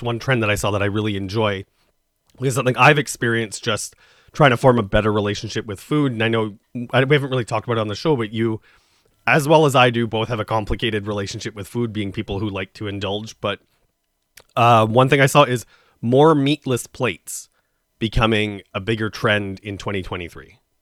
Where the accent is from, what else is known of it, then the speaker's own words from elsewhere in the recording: Saskatchewan, Canada; now in Toronto, Canada; I come from Saskatchewan